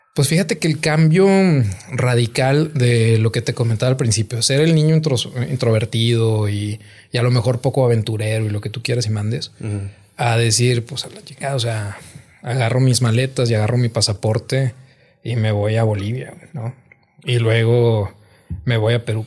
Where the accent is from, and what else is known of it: Gómez Palacio, Durango, Mexico; born or raised there; moved away as an adult; also born or lived in Nuevo Laredo